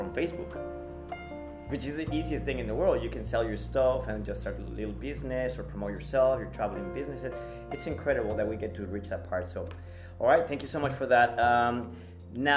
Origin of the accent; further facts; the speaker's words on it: Mexico; English is a second language; I'm from Mexico.